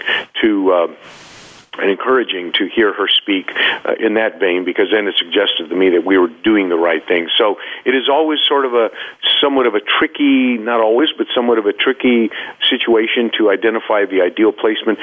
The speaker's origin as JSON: {"language": "English", "country": "United States", "said": "I'm from the United States. I'm an American"}